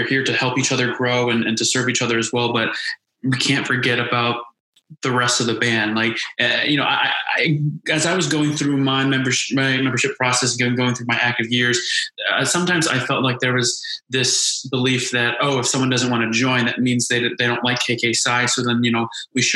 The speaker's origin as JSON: {"language": "English", "region": "Indiana", "country": "United States", "said": "I'm from Indiana. I grew up in an Asian American family"}